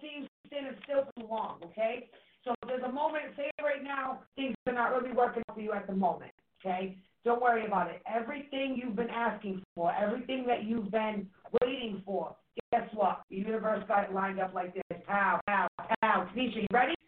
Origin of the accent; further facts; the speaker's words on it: Massachusetts, United States; accent: Massachusetts; we're from Massachusetts